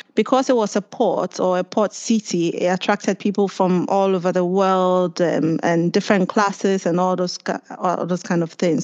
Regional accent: Accra, Greater Accra, Ghana; moved away as an adult; now in Cambridge, United Kingdom; I was born and raised in Ghana

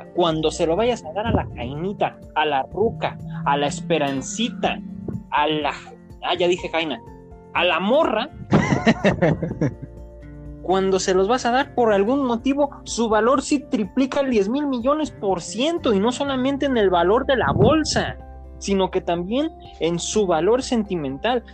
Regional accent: Mexico; como buen mexicano que soy

